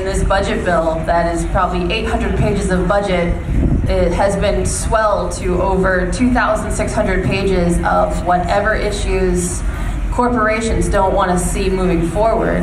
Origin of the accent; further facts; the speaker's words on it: Lambertville, Michigan, United States; also born or lived in Toledo, Ohio; I was born in Michigan, so that's where my roots are